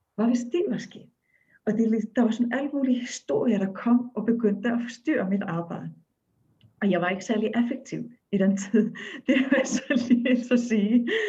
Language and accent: Danish; Akureyri, Northeastern Region, Iceland; Danish is a second language; moved away; jeg er født og opvokset i Island